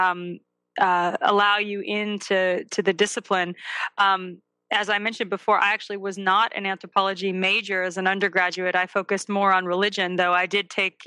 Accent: Santa Barbara, California, United States; moved away as an adult; now in Vermont, United States; I grew up in Southern California in Santa Barbara

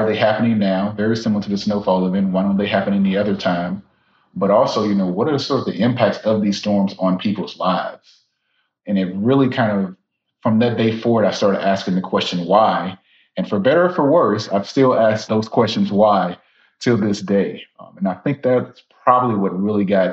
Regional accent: Baton Rouge, Louisiana, United States; now in Tallahassee, United States; I'm originally from South Louisiana, Baton Rouge, Louisiana

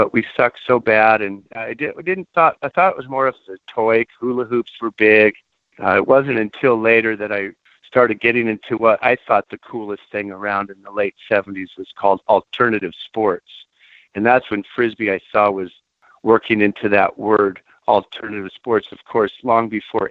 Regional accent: Santa Barbara, California, United States; growing up in Santa Barbara

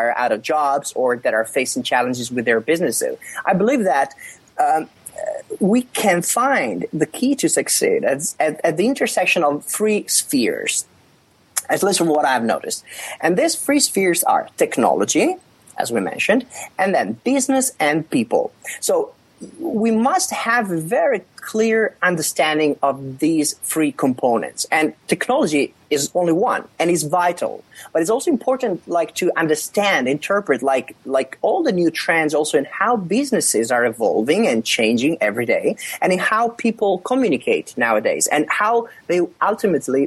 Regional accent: Italy; now in Finland; I was born in South Europe, in Italy

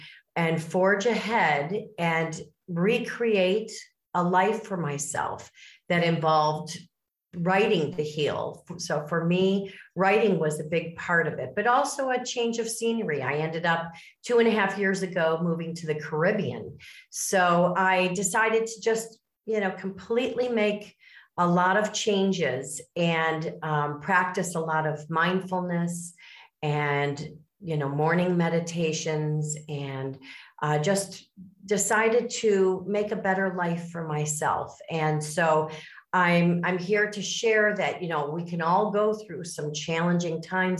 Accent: Miami, Florida, United States; born there; now in Chicago, United States; I was born in the South in Miami, Florida, and I also raised my family in the Midwest. So I am from the Chicago suburbs.

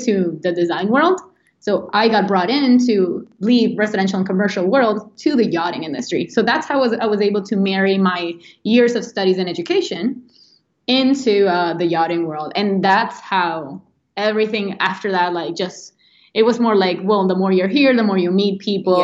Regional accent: Venezuela; moved away as an adult; now in United States; I'm an architect from Venezuela

